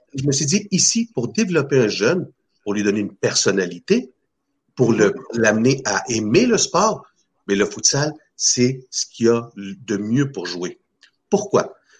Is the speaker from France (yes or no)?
no; Chile; now in Canada; depuis tout jeune, moi je viens de l'Amérique du Sud, euh, du mm. Chili